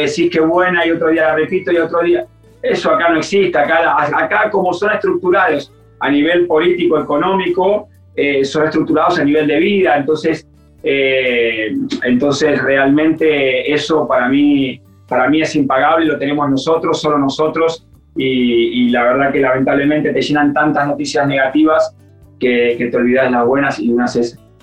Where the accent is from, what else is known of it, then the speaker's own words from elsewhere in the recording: Argentina; moved away as an adult; now in Europe; yo soy igual de ustedes, de argentino